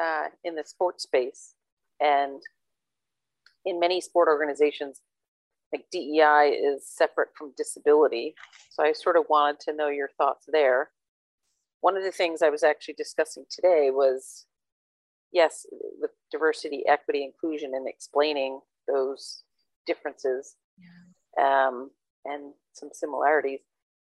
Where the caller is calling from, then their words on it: Dublin, Leinster, Ireland; I'm calling in from Dublin, Ireland.